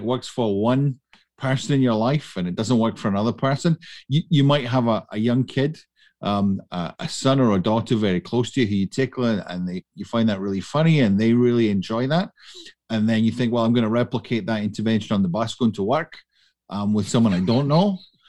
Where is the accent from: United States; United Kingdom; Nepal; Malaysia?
United Kingdom; Scotland; moved away as an adult; now in Canada; I am not from Canada, you may detect that, or indeed Alberta. I came from the west of Scotland.